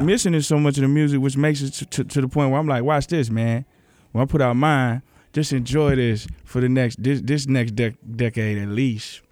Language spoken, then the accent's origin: English; Memphis, Tennessee, United States; moved away; also born or lived in Los Angeles / Michigan / Atlanta; I grew up in Memphis. I moved to L